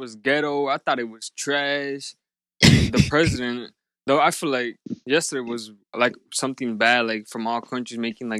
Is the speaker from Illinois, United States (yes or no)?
yes; Chicago, Illinois, United States; And I'm straight from Chicago. I was born here on Mercy Hospital from Palacio.